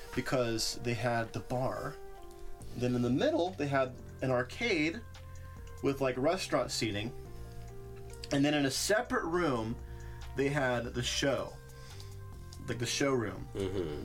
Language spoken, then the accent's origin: English; Ripley, West Virginia, United States; now in Oklahoma City, United States; 10 minutes from my hometown of Ripley, West Virginia